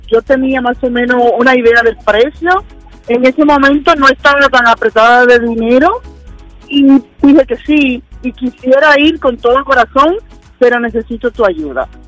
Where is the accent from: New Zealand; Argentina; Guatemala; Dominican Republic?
Dominican Republic; Bueno, buenos días. Soy dominicano